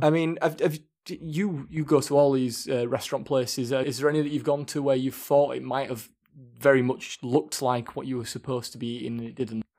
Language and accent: English; Leeds, Yorkshire and the Humber, United Kingdom; we're from Leeds, and obviously, um, Leeds United fans as well